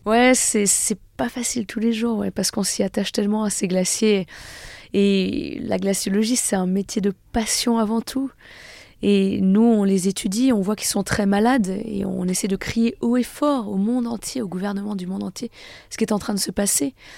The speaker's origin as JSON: {"language": "French", "area": "Annecy", "region": "Auvergne-Rhône-Alpes", "country": "France", "tie": "born or raised there", "said": "je suis née à Annecy, j'ai grandi dans un petit village pas très loin"}